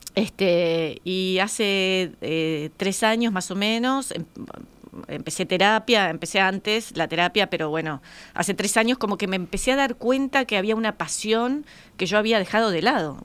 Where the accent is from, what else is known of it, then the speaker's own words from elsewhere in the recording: Colonia, Uruguay; somos de Colonia nosotros, y mi padre tenía un campito en Colonia y yo iba con él bastante